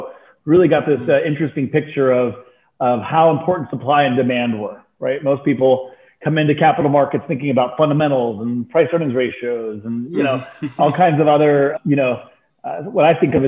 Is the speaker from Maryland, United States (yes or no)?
no; Texas, United States; also born or lived in London, United Kingdom / Turkey; So I was born in London, lived in Turkey as a child, moved to Texas of all places as at the age of 5 and a half, 6, went to Turkey every summer